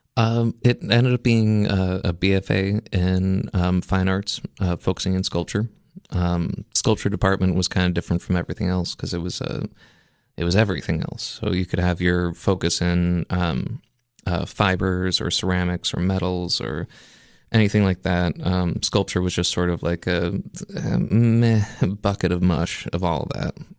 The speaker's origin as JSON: {"language": "English", "area": "outside of Memphis", "region": "Tennessee", "country": "United States", "tie": "born or raised there", "also_born_or_lived": "Maine", "moved": "as an adult", "said": "I was originally, you know, born in Maine, but I was raised outside of Memphis, Tennessee"}